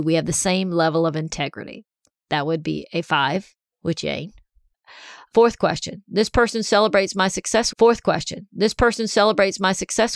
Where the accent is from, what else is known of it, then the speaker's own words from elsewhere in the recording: Columbia, South Carolina, United States; moved away; also born or lived in Big Canoe, Georgia; Columbia, South Carolina, my hometown.